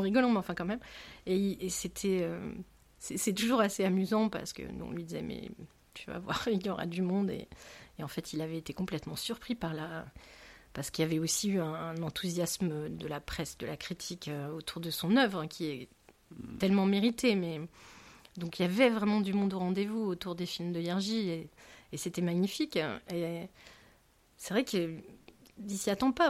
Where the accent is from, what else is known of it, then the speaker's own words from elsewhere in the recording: Rouen, Normandy, France; J'ai grandi à Rouen